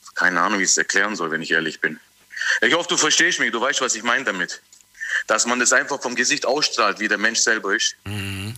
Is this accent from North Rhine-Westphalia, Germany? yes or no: no; Tübingen, Baden-Württemberg, Germany; bin aus Tübingen